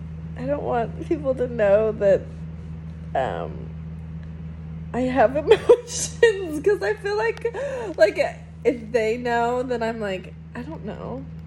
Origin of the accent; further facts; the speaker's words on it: Salinas, California, United States; moved away; also born or lived in Oregon; I'm a half Hispanic woman, born in California, Salinas, California.